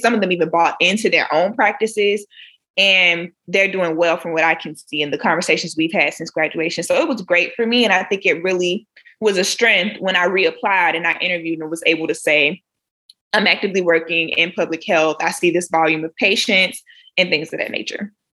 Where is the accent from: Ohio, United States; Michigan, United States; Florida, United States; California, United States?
Florida, United States; Jacksonville; moved away as an adult; also born or lived in Orlando, Florida; now in South Carolina, United States; I'm originally from Jacksonville, Florida